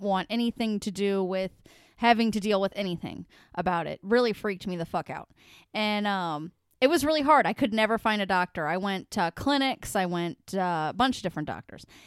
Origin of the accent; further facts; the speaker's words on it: United States; I'm an American